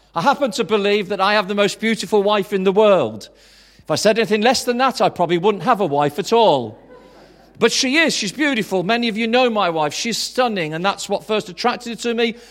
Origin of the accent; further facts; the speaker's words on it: Tamworth, West Midlands, United Kingdom; also born or lived in Swansea / High Wycombe; now in Birmingham, United Kingdom; I'm from Tamworth